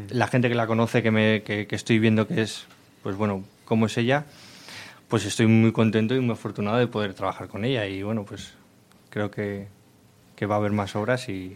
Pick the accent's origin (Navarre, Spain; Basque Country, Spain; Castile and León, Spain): Castile and León, Spain; Miranda de Ebro; los dos somos de Miranda